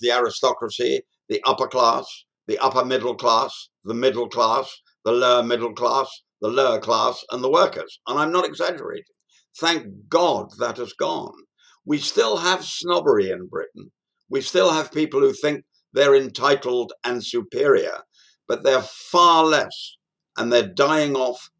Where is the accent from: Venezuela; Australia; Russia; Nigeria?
Australia; It is, as you will rightly press me on as an Australian, unelected.